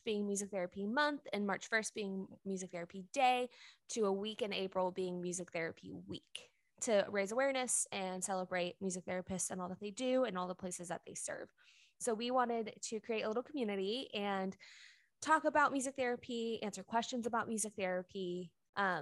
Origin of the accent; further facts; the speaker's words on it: Dallas, Texas area, United States; also born or lived in Nashville, Tennessee; I am from the Dallas, Texas area. And by Dallas, I mean not Dallas at all, like DFW, like 45 minutes outside of Dallas